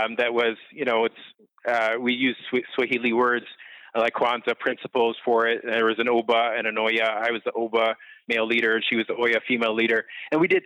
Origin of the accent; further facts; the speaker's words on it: Pickering, Ontario, Canada; growing up in Pickering, my dad came here on scholarships from Antigua